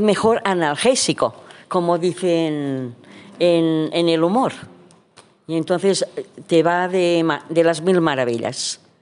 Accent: Jaén, Andalusia, Spain; soy de Jaén

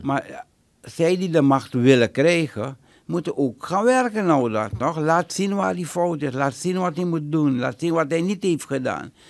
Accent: Suriname; now in United States; ik ben Surinamer

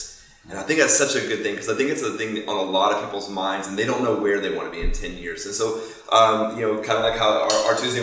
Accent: Fort Myers, Florida, United States; moved away as an adult; now in Tampa, United States; Grew up down in Fort Myers

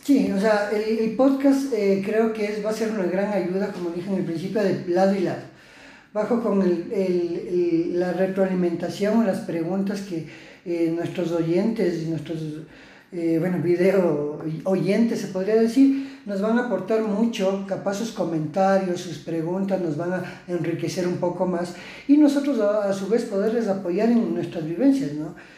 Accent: Ecuador; tenemos esa chispa ecuatoriana

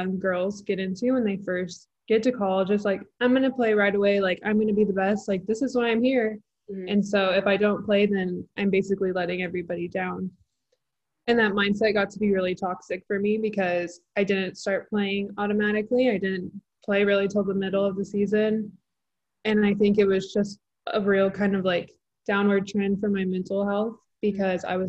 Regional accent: Texas, United States; born or raised there

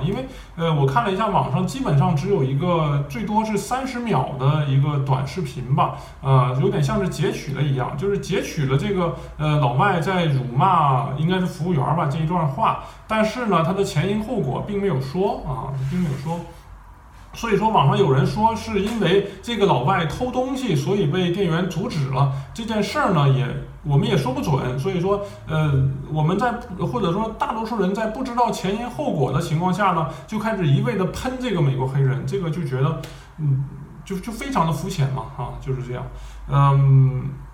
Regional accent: Northeast China, China; accent: Northeastern; moved away; also born or lived in Germany; 我是东北的嘛

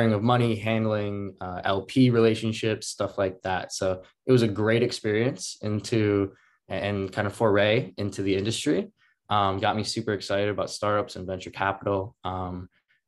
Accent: northern Minnesota, United States; grew up in northern Minnesota, small town.

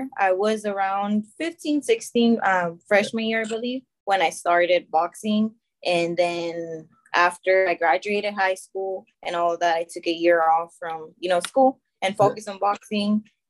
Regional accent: Monterrey, Nuevo León, Mexico; as I said before, I'm from Monterrey, so it's harder for us to go to nationals.

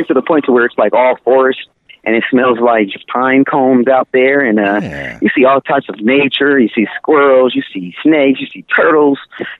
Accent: Camden, Arkansas, United States; also born or lived in San Bernardino, California; Actually, I was born in San Bernardino, California, but I was raised back and forth between Camden, Arkansas.

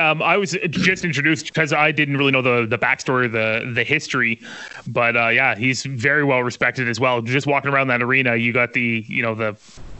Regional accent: Windsor, Ontario, Canada; moved away as an adult; also born or lived in Fort McMurray, Alberta; I grew up outside Windsor, Ontario.

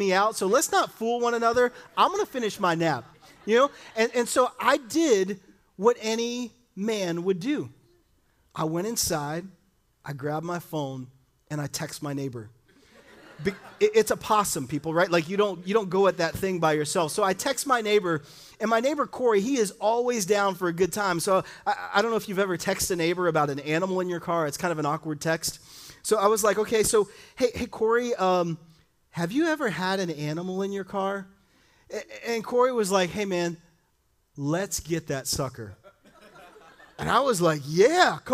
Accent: Miami, Florida, United States; now in Fort Myers, United States; I grew up in Miami, Florida, and had two parents that were amazing

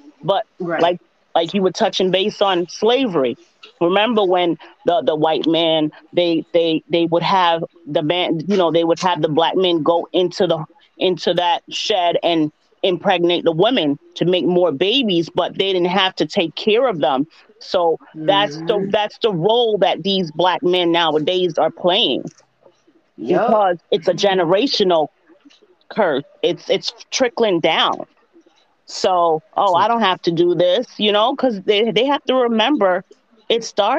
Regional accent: Jamaica; because we're strong Jamaican women, and that's all you've seen.

